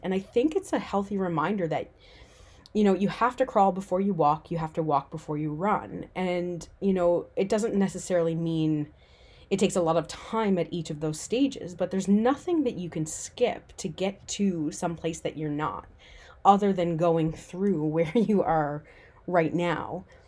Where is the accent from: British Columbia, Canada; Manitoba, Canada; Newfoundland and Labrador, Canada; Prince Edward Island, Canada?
Newfoundland and Labrador, Canada; moved away as an adult; also born or lived in Vancouver; I decided to move back to my hometown on the other side of the country, a little island off the east coast of Canada called Newfoundland.